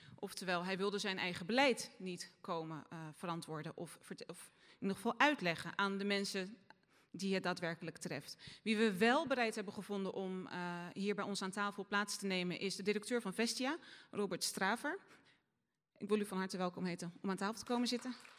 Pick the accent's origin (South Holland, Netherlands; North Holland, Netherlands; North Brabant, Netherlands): South Holland, Netherlands; Rotterdam; Ik ben van Zuid, ik kom van Zuid